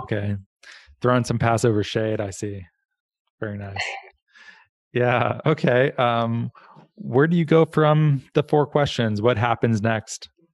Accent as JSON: {"language": "English", "region": "Arizona", "country": "United States", "tie": "born or raised there", "said": "I grew up in Arizona"}